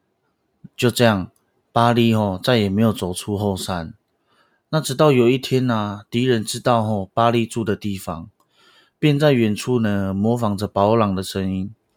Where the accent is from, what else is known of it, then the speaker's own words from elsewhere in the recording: school in Pingtung, Pingtung County, Taiwan; accent: Indigenous (Aboriginal) accent; also born or lived in Paiwan tribal village (birth to age ~6); 我是山上来的，哦，我是从出生到国小以前都是在部落里面，根本不会讲台语，也完全听不懂